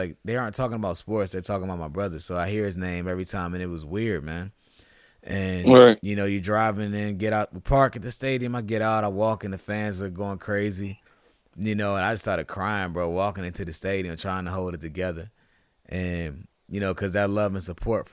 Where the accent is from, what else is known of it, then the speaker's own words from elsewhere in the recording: Virginia, United States; I'm from Virginia